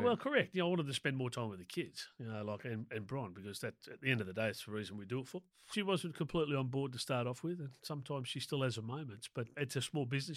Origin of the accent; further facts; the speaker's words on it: Sydney, New South Wales, Australia; also born or lived in Proserpine, Queensland; I grew up in Willoughby on the North Shore of Sydney there.